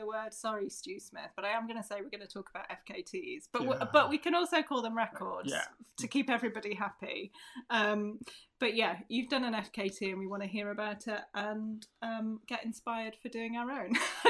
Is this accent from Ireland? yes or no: no; Peak District, East Midlands, United Kingdom; I grew up in the Peak District, and I did know the bit from kind of near where I lived to Matlock when I was a child